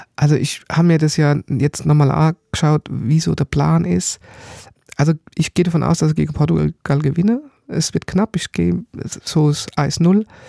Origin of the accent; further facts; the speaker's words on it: Germany; ich bin natürlich im Odenwald aufgewachsen oder am Tor zum Odenwald, kleines Dorf, Bergdorf